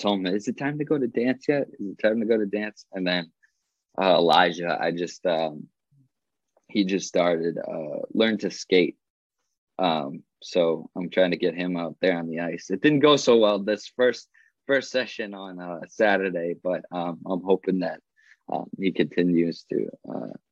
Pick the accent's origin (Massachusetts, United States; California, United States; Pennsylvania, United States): Massachusetts, United States; born or raised there